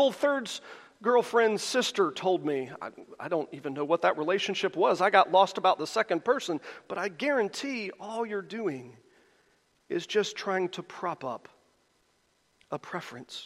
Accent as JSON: {"language": "English", "country": "United States", "said": "as Americans, and particularly as American Christians"}